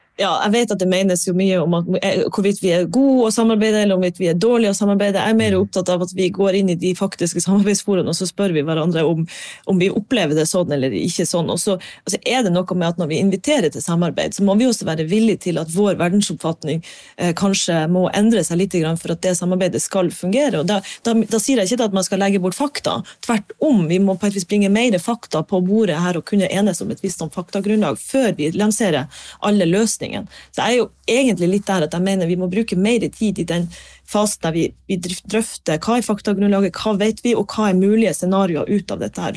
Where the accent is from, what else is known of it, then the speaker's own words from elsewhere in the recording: Harstad, Troms, Norway; also born or lived in Bergen; jeg er fra Harstad